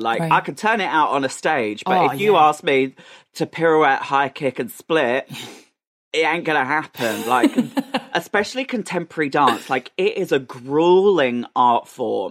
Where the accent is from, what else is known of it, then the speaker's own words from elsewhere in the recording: Essex, East of England, United Kingdom; a little boy growing up in Essex